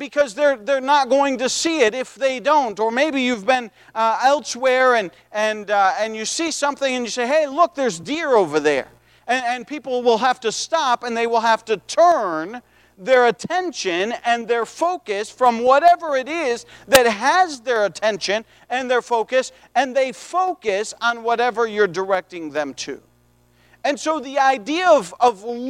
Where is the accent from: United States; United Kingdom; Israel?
United States; I was born in the United States of America